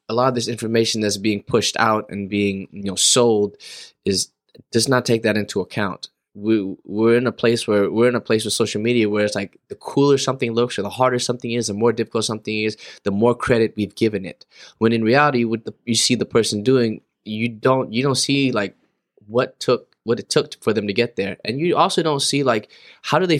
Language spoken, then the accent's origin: English; Los Angeles, California, United States; I'm from LA, born and raised in SoCal